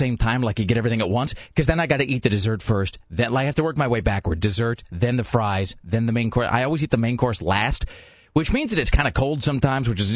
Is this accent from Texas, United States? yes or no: no; Kennewick, Washington, United States; born or raised there; now in Portland, United States